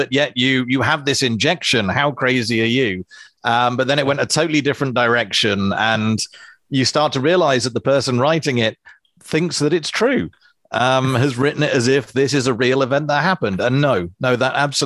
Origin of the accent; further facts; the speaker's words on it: England, United Kingdom; now in New Zealand; being English